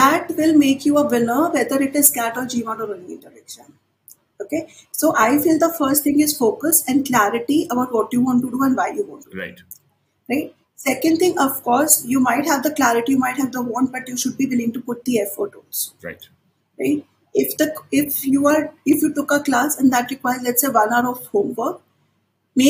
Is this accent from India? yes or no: yes; India; as Indian students